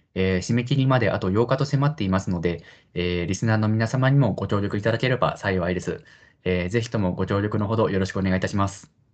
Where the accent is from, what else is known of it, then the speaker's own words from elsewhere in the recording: Japan; 私はその帰国子女とかでは全然なくってもう日本で生まれ育った純ジャパニーズなんですけれども